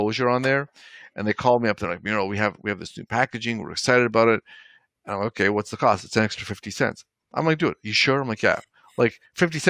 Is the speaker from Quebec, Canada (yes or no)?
no; Toronto, Ontario, Canada; I grew up in Toronto, Canada.